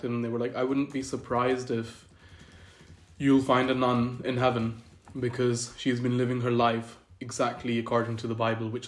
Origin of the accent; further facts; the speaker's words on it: Scotland, United Kingdom; also born or lived in Pakistan; I was born in Pakistan, and that's where I lived for about 10 years. Um, so, I was a little kid, and then we moved to the UK. and then I've spent the last 17 years growing up in Great Britain, mm-hmm. majorly in Scotland.